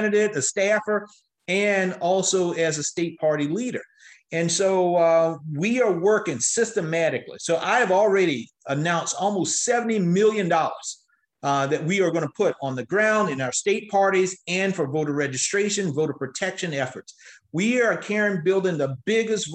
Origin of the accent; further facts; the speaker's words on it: South Carolina, United States; my home state of South Carolina